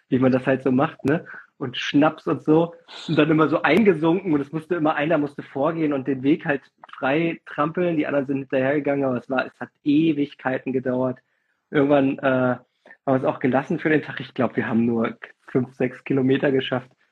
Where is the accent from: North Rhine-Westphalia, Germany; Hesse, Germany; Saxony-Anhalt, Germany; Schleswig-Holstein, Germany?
Hesse, Germany; Fulda; ich bin ja bei Fulda groß geworden, sind wir immer, haben uns an die Milseburg fahren lassen. Das ist so in, in der Rhön.